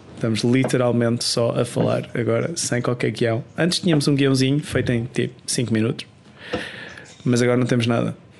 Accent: Portugal; moved away as an adult; now in Sweden; desde que saí de Portugal

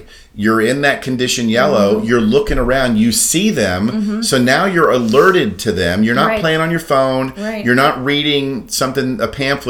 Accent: Daytona Beach, Florida, United States; I grew up in Daytona and we would go probably, it was probably three blocks to the beach.

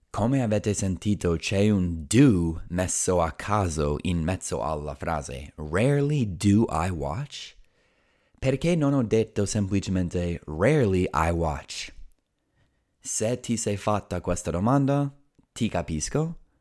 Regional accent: United States; first language English; I was born and raised in the United States

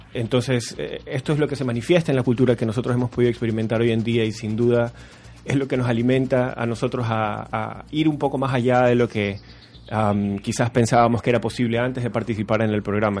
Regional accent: Guayaquil, Guayas, Ecuador; moved away as an adult; now in Chile; yo soy de Guayaquil, Ecuador, la ciudad más grande de Ecuador

